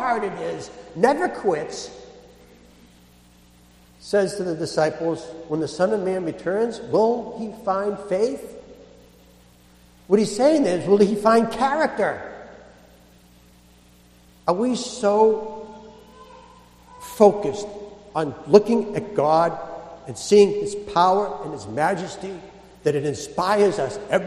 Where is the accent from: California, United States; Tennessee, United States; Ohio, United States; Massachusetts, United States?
Massachusetts, United States; Boston; I'm a Bostonian.